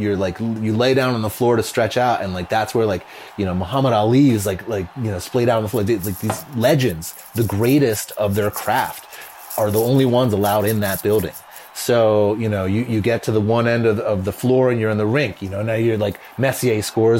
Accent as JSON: {"language": "English", "town": "Philadelphia", "region": "Pennsylvania", "country": "United States", "also_born_or_lived": "New York", "moved": "yes", "said": "I lived in New York for a long time. I'm from Philadelphia."}